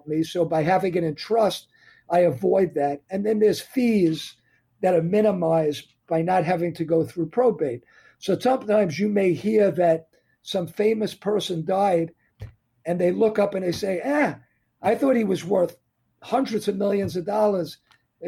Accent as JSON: {"language": "English", "region": "New York area", "country": "United States", "said": "I'm from New York area"}